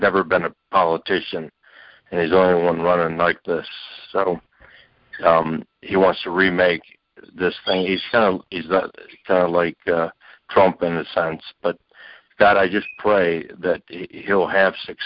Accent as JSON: {"language": "English", "town": "Atlanta", "region": "Georgia", "country": "United States", "said": "I'm from Atlanta"}